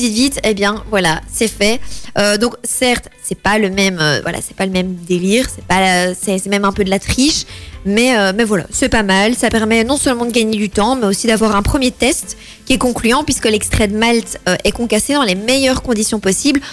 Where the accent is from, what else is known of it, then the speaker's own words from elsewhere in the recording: Belgium; on est belge